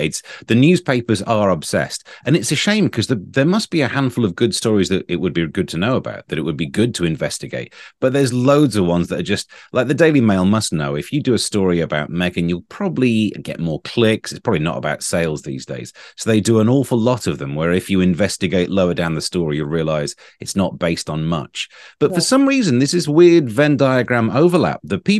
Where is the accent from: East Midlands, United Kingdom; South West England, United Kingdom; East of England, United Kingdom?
East Midlands, United Kingdom; when I was a child growing up in Nottinghamshire, the Queen drove through my town and we were taken from the school to wave at a car.